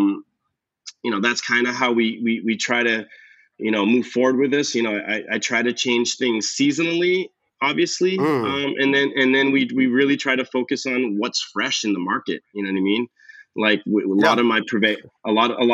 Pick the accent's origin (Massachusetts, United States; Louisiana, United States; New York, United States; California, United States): Massachusetts, United States; Cape Cod; moved away as an adult; also born or lived in Boston; now in Los Angeles, United States; I grew up on the Cape